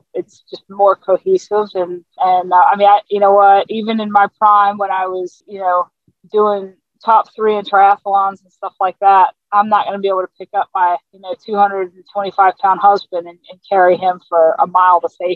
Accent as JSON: {"language": "English", "town": "Newport News", "region": "Virginia", "country": "United States", "tie": "born or raised there", "also_born_or_lived": "South Carolina", "said": "I grew up in coastal Virginia. So I grew up I lived in South Carolina until I was 10. And then we moved back up where my family lived, was Newport News, Virginia"}